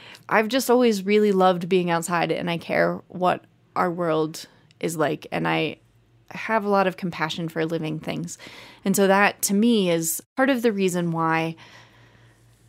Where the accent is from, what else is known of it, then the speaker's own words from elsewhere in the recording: Easton, Pennsylvania, United States; also born or lived in Texas; I was born in Texas and lived there until I was 6, and then we moved to Pennsylvania, and I moved to a town called Easton, Pennsylvania